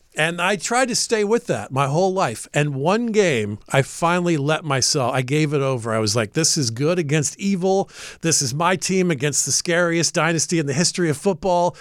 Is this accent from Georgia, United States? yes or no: yes; Atlanta, Georgia, United States; I'm from Atlanta